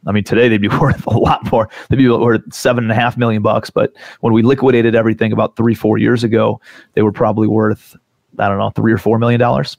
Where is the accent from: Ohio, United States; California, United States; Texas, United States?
Ohio, United States; Cleveland; also born or lived in New York City / South Carolina; I'm from Cleveland, Ohio originally. I actually still live in Cleveland